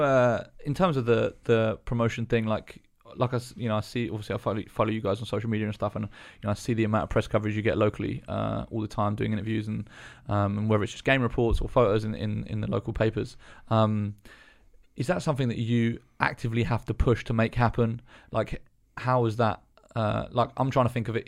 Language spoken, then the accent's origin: English; Eastbourne, South East England, United Kingdom; I grew up in Eastbourne, which is very small as well.